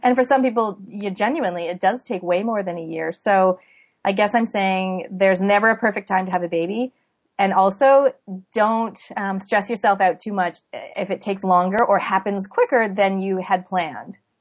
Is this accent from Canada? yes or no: yes; Canada; now in New Zealand; I was born in Canada, but I live in New Zealand